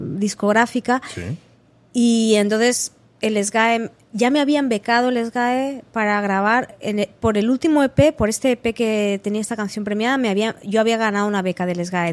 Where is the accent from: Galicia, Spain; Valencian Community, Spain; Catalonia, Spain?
Catalonia, Spain; Manresa; moved away as an adult; also born or lived in Barcelona; now in New York, United States; yo vengo de, Barcelona y de Manresa, que es mi pueblo así natal